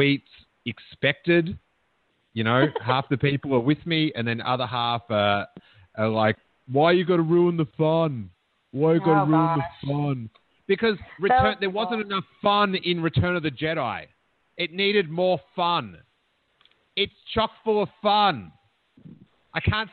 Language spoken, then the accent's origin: English; Melbourne, Victoria, Australia; growing up in Melbourne, like, in the skateboarding scene